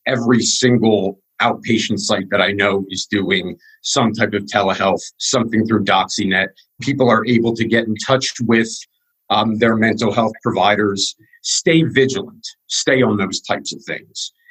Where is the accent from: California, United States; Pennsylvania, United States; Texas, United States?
Pennsylvania, United States; Wyomissing; I was born in Wyomissing, Pennsylvania